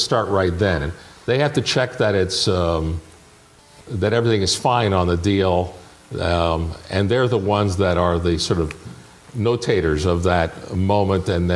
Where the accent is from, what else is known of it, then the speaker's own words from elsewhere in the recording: Toronto, Ontario, Canada; moved away; I grew up in Toronto.